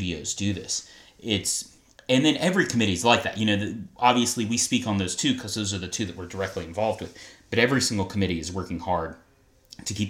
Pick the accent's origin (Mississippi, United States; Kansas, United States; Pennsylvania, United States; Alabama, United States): Alabama, United States; moved away; I'm from Alabama